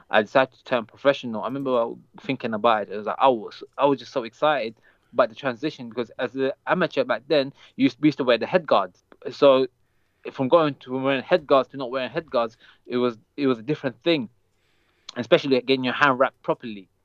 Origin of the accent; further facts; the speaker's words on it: London, United Kingdom; also born or lived in Saudi Arabia; I grew up in the UK